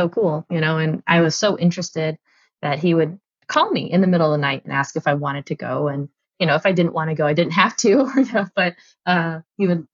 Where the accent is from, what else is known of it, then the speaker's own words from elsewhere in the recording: Pleasant Hill, Oregon, United States; I actually grew up outside of Eugene, in Oregon, in a little town called Pleasant Hill